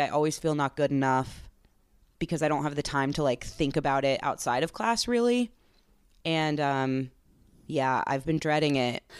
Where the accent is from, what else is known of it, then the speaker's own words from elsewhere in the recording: East Coast, United States; now in Chicago, United States; I grew up on the East Coast